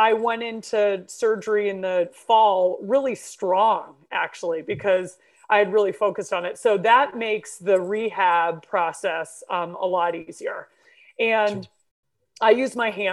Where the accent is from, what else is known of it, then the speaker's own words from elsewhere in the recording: Jericho, Vermont, United States; also born or lived in New York / Pennsylvania; My family moved from Pennsylvania, actually, to Vermont, to Jericho, when I was 5 years old. And I really just think it was the best place to grow up in.